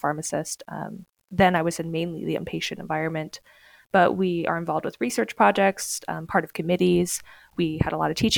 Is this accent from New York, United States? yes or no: no; Kansas, United States; also born or lived in North Carolina; So originally I am from Kansas. I'm from a small town outside of Wichita